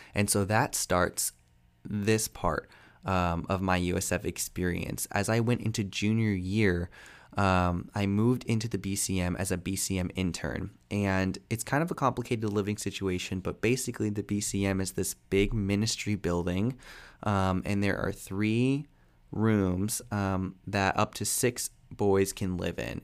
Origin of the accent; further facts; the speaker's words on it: Fort Myers, Florida, United States; moved away as an adult; now in Tampa, United States; I moved from Fort Myers to Tampa